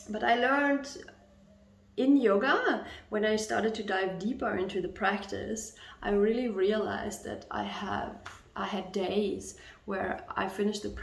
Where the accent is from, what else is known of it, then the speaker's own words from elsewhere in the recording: Germany; English is a second language; I'm from Germany, so there's a lot of focus on being well behaved, on not stepping too much out of the norm